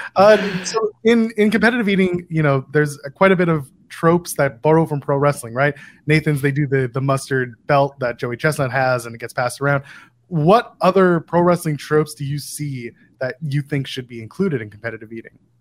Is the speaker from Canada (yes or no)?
yes; Ottawa, Ontario, Canada; I grew up in Ottawa